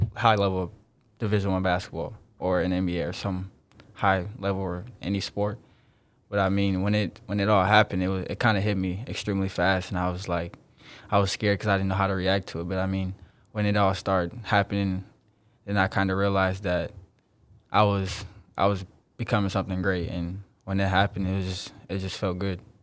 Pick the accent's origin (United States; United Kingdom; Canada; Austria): United States; South Bend, Indiana; I'm from South Bend, Indiana, a real small town in Indiana